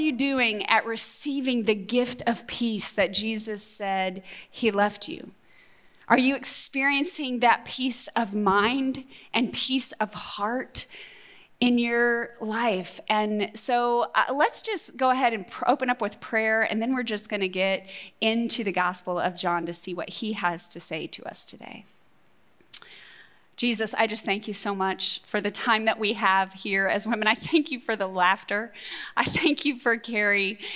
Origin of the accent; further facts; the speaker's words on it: Texas, United States; moved away; also born or lived in Ohio; I'm from Texas, but I haven't lived there for over 32 years.